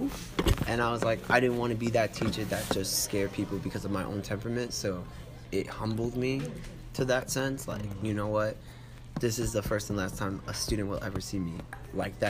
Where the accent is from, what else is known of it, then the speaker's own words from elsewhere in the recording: New York City, New York, United States; I'm from Brooklyn